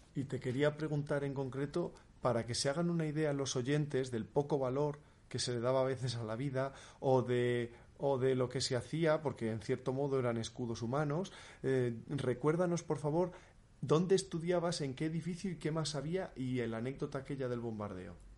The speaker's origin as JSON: {"language": "Spanish", "town": "Salamanca", "region": "Castile and León", "country": "Spain", "moved": "yes", "lives_now": "Bilbao, Spain", "said": "los dos somos salmantinos, mi abuela está viviendo en Salamanca, yo aunque estoy ahora en Bilbao, pero esa es mi tierra"}